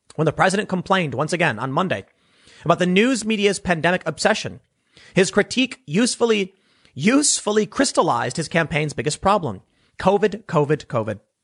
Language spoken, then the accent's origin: English; Chicago, Illinois, United States; people I grew up with in Chicago